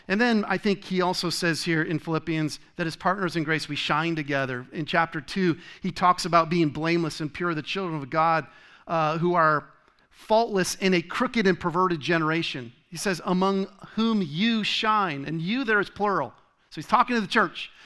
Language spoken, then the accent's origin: English; Rhode Island, United States; moved away as an adult; also born or lived in Michigan / Tennessee / Connecticut; now in Arizona, United States; I was born in Michigan, grew up in Rhode Island